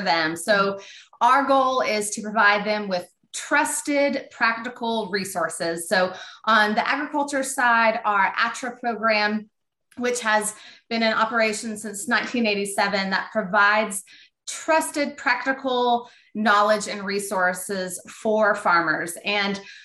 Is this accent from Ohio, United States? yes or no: no; Northwest Arkansas, United States; I grew up here in Northwest Arkansas, and my family, we were dairy farmers